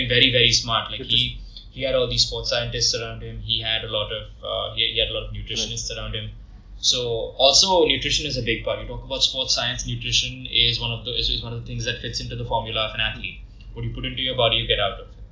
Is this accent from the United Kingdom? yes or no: no; India